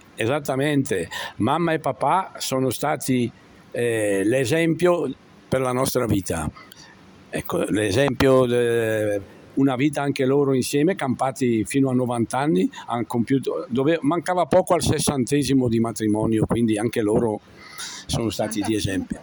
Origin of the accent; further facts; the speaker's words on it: Cremignane, Lombardy, Italy; Io sono nato a Cremignane di Seo e, e, ho frequentato da piccolo, sin da piccolo, il catechismo con Don Vito Palazzini